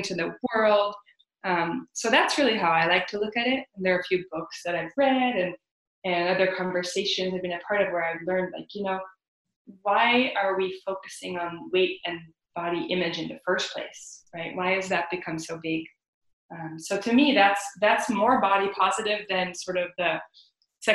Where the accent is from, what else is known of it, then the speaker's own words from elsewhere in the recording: Netherlands; moved away; I grew up in the Netherlands